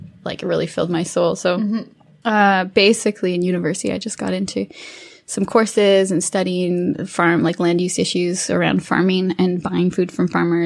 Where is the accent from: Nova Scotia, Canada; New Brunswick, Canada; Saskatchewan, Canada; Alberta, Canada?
Saskatchewan, Canada; Saskatoon and Regina; now in Ontario, Canada; I actually was born in Saskatchewan and I grew up in Saskatoon in Regina